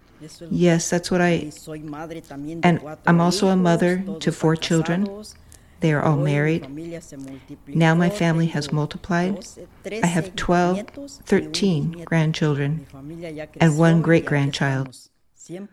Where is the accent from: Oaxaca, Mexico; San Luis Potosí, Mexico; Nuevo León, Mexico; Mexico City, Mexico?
Oaxaca, Mexico; Putla de Guerrero; moved away as an adult; now in United States; I'm originally from Putla de Guerrero, Oaxaca